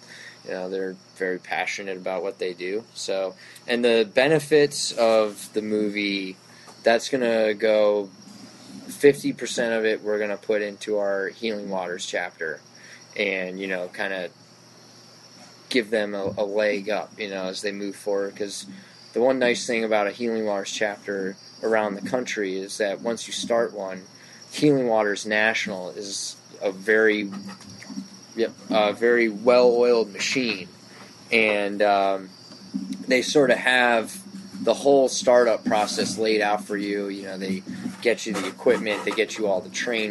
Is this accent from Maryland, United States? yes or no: yes; Bethesda, Maryland, United States; I grew up in Bethesda